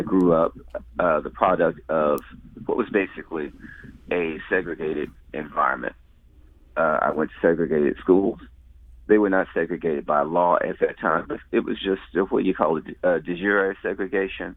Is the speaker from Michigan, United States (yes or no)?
no; St. Louis, Missouri, United States; I grew up in the Ville. Uh, lived there most of my life